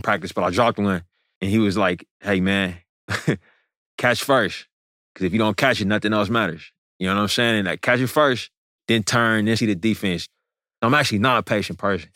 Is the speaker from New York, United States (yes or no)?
no; East Bay, Bay Area, California, United States; right down the street from where I grew up in the Bay Area, the East Bay